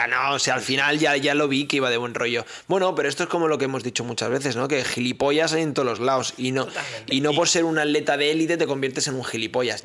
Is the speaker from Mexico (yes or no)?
no; Catalonia, Spain; yo soy catalán